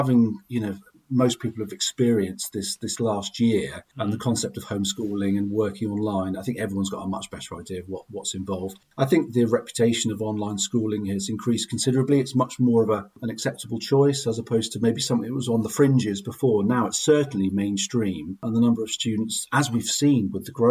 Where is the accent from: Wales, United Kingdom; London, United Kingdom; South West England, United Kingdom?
South West England, United Kingdom; Glastonbury; I grew up in Glastonbury in Somerset, attended the local secondary school